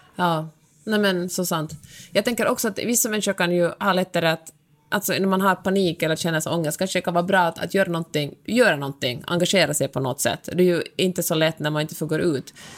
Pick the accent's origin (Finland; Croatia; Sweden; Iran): Finland; jag är finlandssvensk